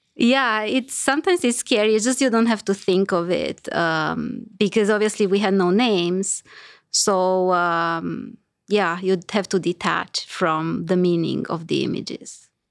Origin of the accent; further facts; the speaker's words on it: Romania; moved away as an adult; I grew up in Romania, so that's where I did my undergrad